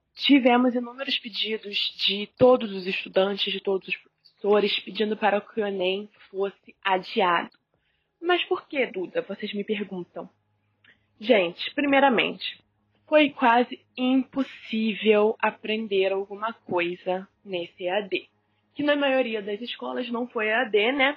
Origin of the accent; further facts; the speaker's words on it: Rio de Janeiro, Brazil; sou carioca